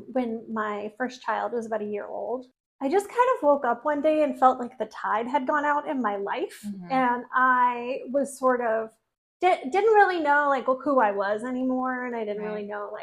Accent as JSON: {"language": "English", "region": "Oregon coast", "country": "United States", "tie": "born or raised there", "said": "I grew up on the Oregon coast"}